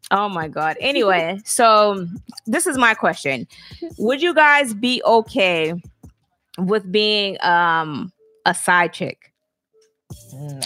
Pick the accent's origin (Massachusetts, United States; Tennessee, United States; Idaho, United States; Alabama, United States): Alabama, United States; moved away; I'm from Alabama, so we wasn't kings and queens.